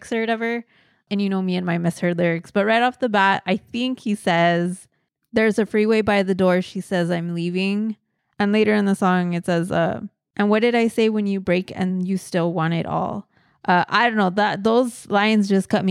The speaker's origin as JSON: {"language": "English", "town": "Montebello", "region": "California", "country": "United States", "tie": "born or raised there", "said": "my hometown, Montebello"}